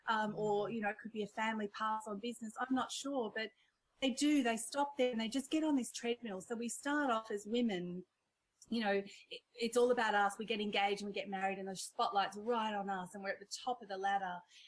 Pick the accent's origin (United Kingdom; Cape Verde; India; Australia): India; born there; accent: Indian; You know, I'm Indian by birth and I've got my whole my childhood story, which again, we won't have time for. But, you know, when I'm on stage and I crack into my Indian accent